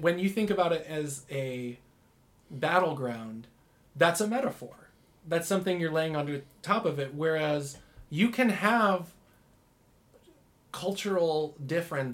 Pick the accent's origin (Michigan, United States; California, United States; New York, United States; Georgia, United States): Michigan, United States; now in Utah, United States; I didn't grow up in Utah, I grew up in Michigan